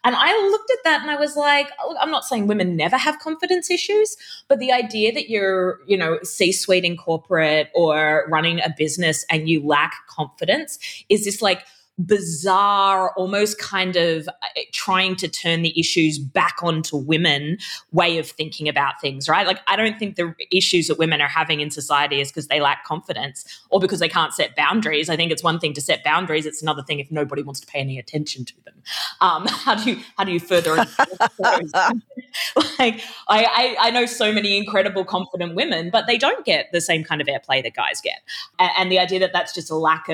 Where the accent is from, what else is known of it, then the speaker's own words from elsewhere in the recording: Brisbane, Queensland, Australia; also born or lived in Sydney; I grew up in a suburb called Zilmere in Brisbane, which was a housing commission estate.